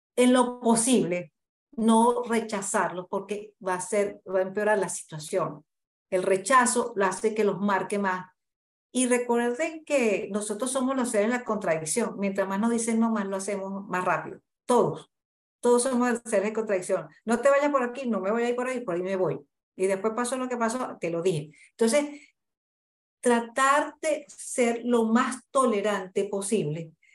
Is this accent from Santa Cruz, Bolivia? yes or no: yes; Santa Cruz de la Sierra, Santa Cruz, Bolivia; Yo soy de aquí de Santa Cruz